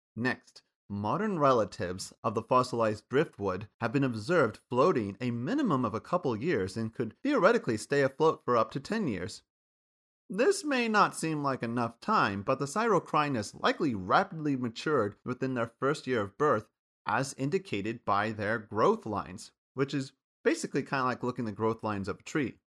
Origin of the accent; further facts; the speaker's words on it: Kansas, United States; Where I grew up from in Kansas